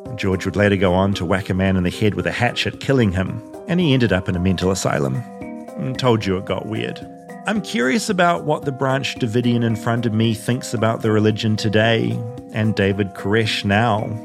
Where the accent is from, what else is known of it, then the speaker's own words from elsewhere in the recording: New Zealand; now in United States; I'm from New Zealand